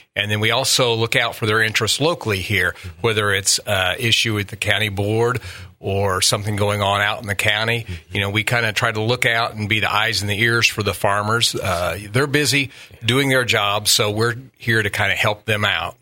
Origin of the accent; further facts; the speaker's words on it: Southern Illinois, United States; moved away as an adult; now in Quincy, United States; I grew up in Southern Illinois